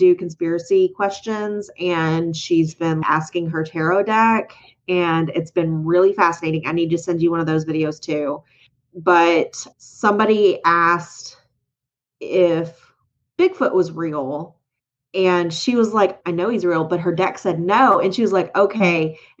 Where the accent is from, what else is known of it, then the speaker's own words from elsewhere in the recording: Atwater, Minnesota, United States; Three, my family is part of the history of my hometown of Atwater, Minnesota. My family owned a small grocery store for 42 years.